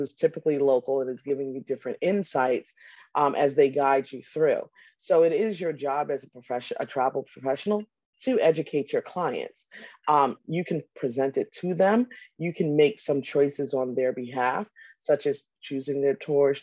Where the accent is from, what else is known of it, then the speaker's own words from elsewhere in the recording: New York, United States; I'm also a New Yorker.